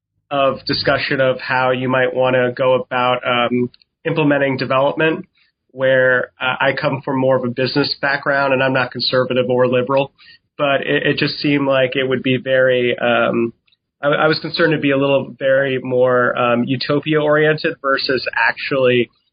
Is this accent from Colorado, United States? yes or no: no; New York City, New York, United States; I'm like born and raised in New York City and you deal with that in the subway